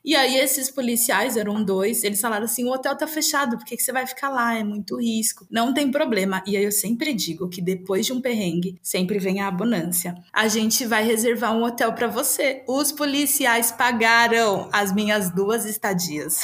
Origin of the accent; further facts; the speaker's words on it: Brazil; Eu sou brasileira, eu sou latino-americana